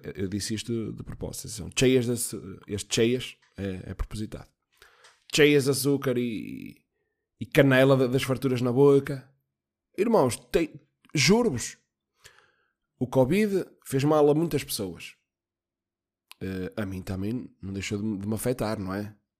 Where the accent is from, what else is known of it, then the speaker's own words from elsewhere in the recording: Guimarães, Braga, Portugal; also born or lived in Póvoa de Varzim; nasci em Guimarães.